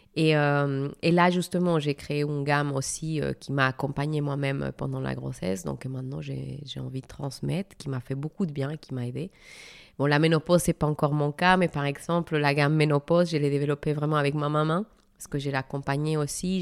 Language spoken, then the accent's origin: French; Mexico; moved away as an adult; now in France; mon pays d'origine, le Mexique.